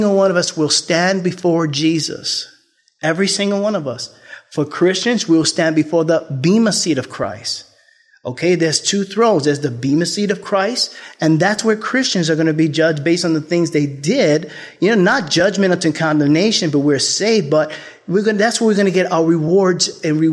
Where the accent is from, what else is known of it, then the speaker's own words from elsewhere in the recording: New York, United States; I'm from the Bronx